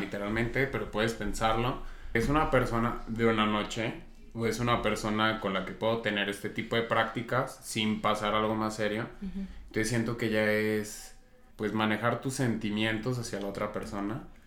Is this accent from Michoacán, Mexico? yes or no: no; Zacatecas, Mexico; vengo de Zacatecas